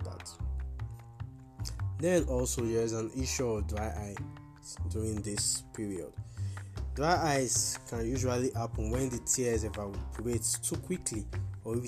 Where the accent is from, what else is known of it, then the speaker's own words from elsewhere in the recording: Nigeria; I'm a Nigerian optometrist.